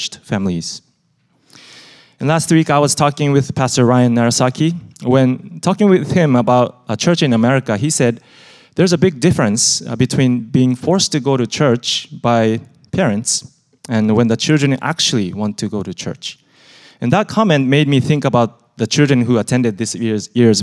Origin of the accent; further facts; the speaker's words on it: Japan; now in United States; growing up in Japan, I actually didn't know anybody who was a Christian